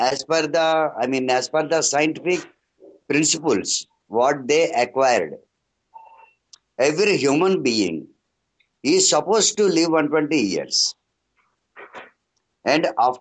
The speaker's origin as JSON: {"language": "English", "town": "Visakhapatnam", "region": "Andhra Pradesh", "country": "India", "said": "I am from Bharat, Andhra Pradesh, Visakhapatnam district. I am the resident of Visakhapatnam."}